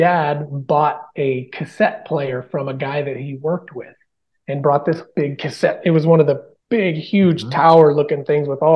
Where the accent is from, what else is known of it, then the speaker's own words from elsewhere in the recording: Bonanza, Oregon, United States; now in Nashville, United States; growing up in Bonanza